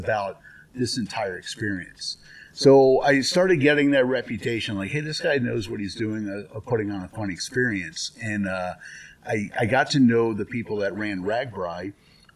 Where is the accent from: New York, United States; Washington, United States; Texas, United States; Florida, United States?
Florida, United States; South; moved away; I grew up in South Florida, went to school at the University of Florida